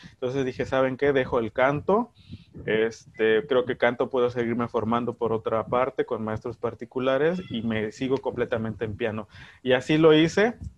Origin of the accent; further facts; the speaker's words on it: Veracruz, Mexico; soy del CIMI, soy de Veracruz